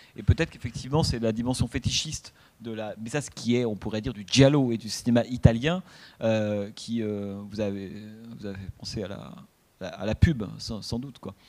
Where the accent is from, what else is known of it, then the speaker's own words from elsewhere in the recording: France; nous, toujours, enfin, en tant que Français